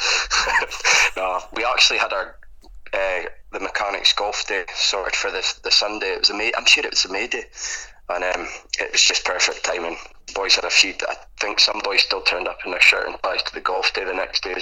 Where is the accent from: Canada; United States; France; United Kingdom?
United Kingdom; Forest, England; I'm from Forest, born and bred here